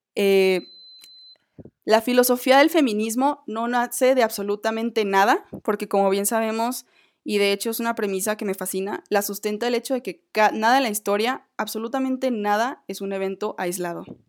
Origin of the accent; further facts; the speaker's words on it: Mexico; como mexicana, como mujer